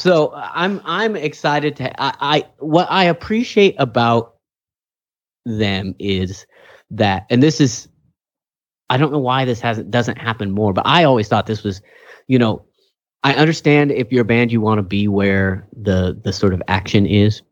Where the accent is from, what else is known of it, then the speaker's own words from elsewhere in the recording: Kingsburg, California, United States; I'm from Kingsbury